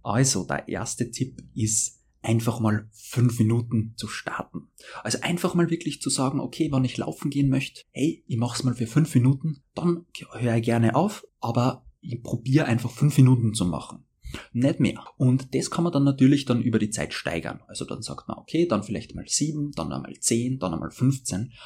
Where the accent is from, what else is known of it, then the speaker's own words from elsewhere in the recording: Austria; als Österreicher